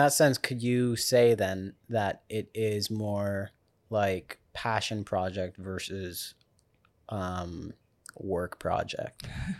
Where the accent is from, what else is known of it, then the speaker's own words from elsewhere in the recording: South Africa; I grew up in South Africa, so like...